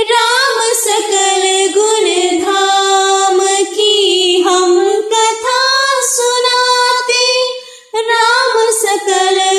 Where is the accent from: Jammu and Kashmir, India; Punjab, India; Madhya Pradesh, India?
Punjab, India; Pathankot; और मैं एक हाउस वाइफ हूँ और हम दोनों पठानकोट के रहने वाले हैं